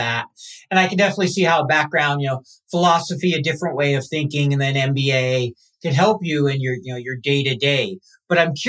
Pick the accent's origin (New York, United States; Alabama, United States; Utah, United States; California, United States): Utah, United States; I'm from Utah